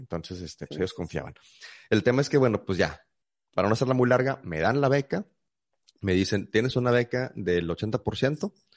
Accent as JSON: {"language": "Spanish", "town": "Monterrey", "region": "Nuevo León", "country": "Mexico", "tie": "born or raised there", "also_born_or_lived": "San Luis Potosí, Mexico", "said": "Llegué aquí a la ciudad de Monterrey a los 8, casi 9 años este, de, edad. Yo nací en, la ciudad de San Luis Potosí"}